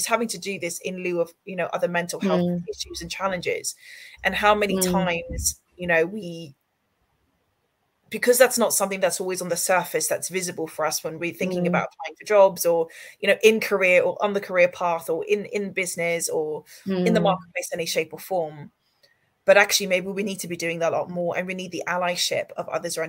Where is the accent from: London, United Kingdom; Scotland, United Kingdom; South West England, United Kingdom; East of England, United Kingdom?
South West England, United Kingdom; I grew up in the Cotswolds in a village my whole life.